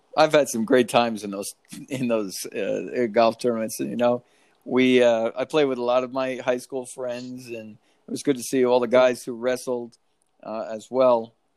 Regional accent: Monroe, New York, United States; moved away; when we were growing up in Monroe

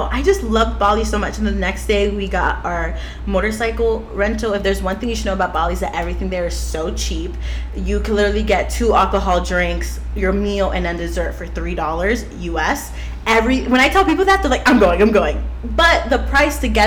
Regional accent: Florida, United States; I grew up in Florida

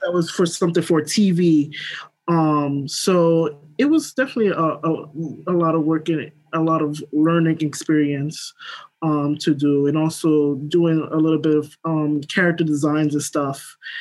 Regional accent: New York City, New York, United States; I'm from Brooklyn, New York. Um, grew up, born here

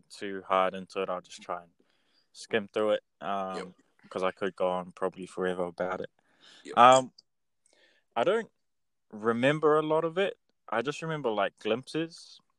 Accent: Kaitaia, Northland, New Zealand; I was raised in Kaitaia in New Zealand at the very top of the North Island.

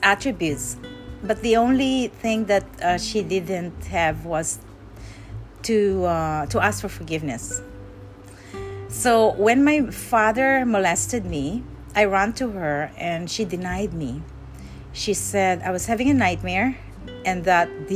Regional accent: Parañaque, Metro Manila, Philippines; moved away; I grew up when I was a child, I grew up in Parañaque, in Manila

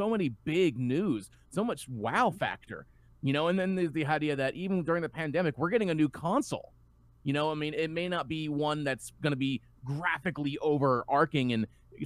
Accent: the South, Southern United States, United States; accent: Southern; my Southern accent just came out.

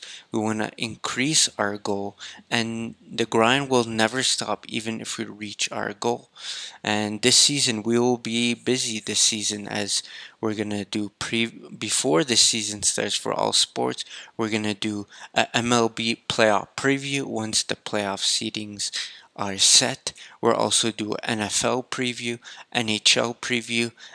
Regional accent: Canada; I'm Canadian

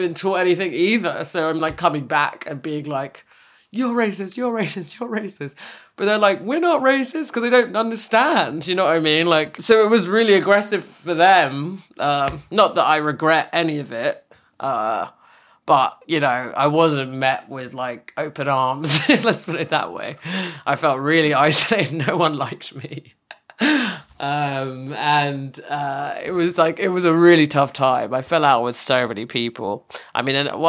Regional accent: England, United Kingdom; moved away as an adult; now in New York, United States; growing up in England

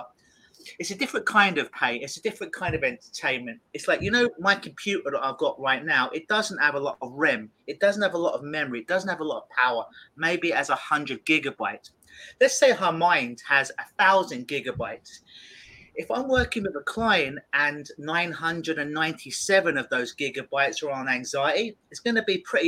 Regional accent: London, United Kingdom; now in Toronto, Canada; I'm from London, England, originally.

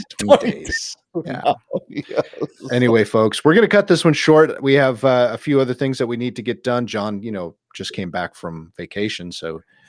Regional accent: the North in the Midwest, United States; also born or lived in the South (US); now in Southern US; I grew up in the North in the Midwest.

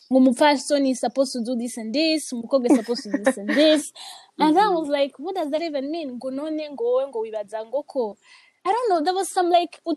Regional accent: Rwanda; also born or lived in Congo; Uh, for me, it's it's kind of complicated. Cool. I grew up in Rwanda and Congo.

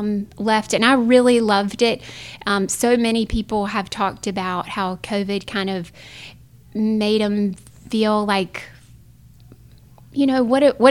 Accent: Scotland Neck, North Carolina, United States; also born or lived in Raleigh, North Carolina; now in Rocky Mount, United States; So I grew up in Eastern North Carolina, but not in Rocky Mount. I grew up right outside of Scotland Neck. For everybody that knows, that's the largest town in North Carolina without a stoplight.

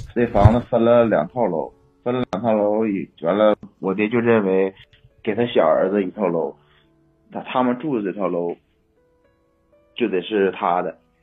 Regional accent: Inner Mongolia, China; moved away; also born or lived in Mohe, Heilongjiang; 那会儿是在老家，我老家是内蒙的，内蒙那个，我妈他们也搁那边儿

